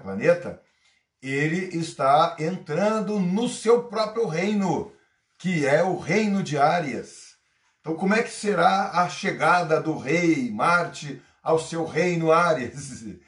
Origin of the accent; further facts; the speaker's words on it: Brazil; homem nascido no Brasil